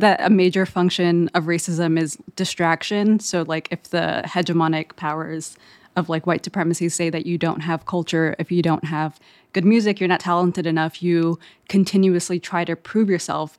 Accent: Eritrea; growing up in Eritrea, which is in East Africa right next to Ethiopia

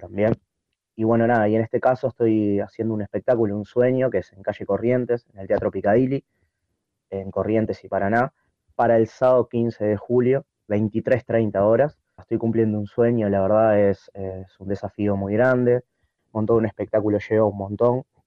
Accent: Montevideo, Uruguay; de Montevideo, de Uruguay

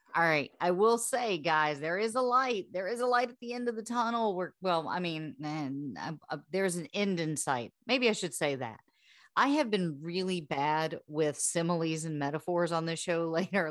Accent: the South, United States; we're from the South

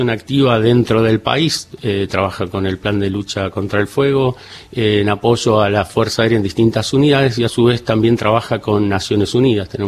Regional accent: Córdoba, Argentina; yo tuve la particularidad de que como me crié en Córdoba, está cerca

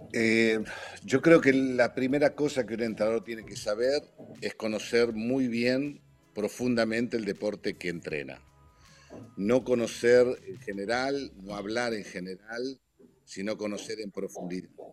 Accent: Argentina; moved away as an adult; also born or lived in Italy; yo viniendo de Argentina

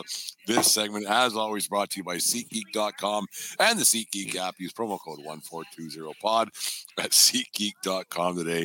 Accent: Canada; we're Canadian

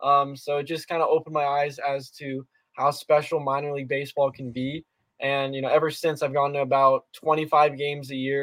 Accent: South Florida, United States; So I was born and raised here in South Florida.

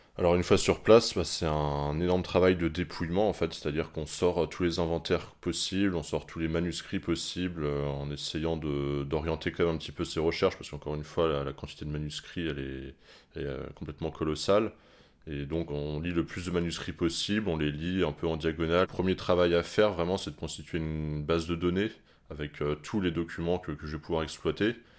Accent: Paris, Île-de-France, France; quand on est parisien

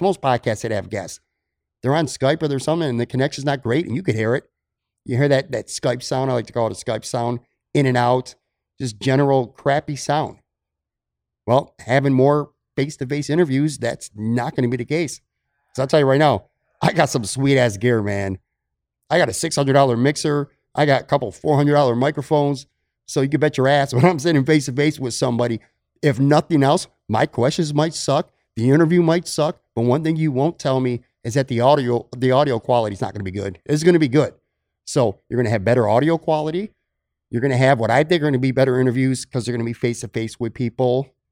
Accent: Buffalo, New York, United States; moved away as an adult; also born or lived in Bradenton, Florida; now in Florida, United States; I miss my hometown

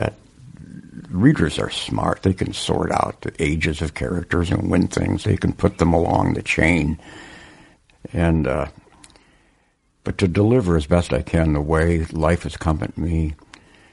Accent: Worthington, Minnesota, United States; moved away; It was a small town of 9,000 in southern Minnesota near the Iowa-South Dakota border

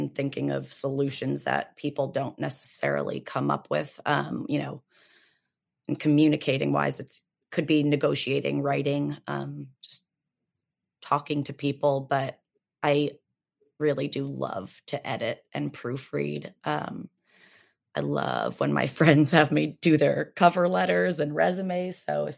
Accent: India; born there; also born or lived in Kuwait / Canada; So I was born in India, spent a little bit of time in Kuwait, and then in Canada.

